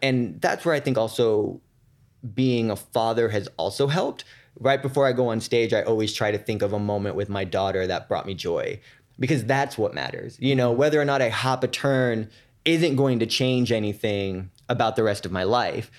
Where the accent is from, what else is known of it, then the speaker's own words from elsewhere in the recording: San Francisco, California, United States; moved away as an adult; also born or lived in New York; I'm from San Francisco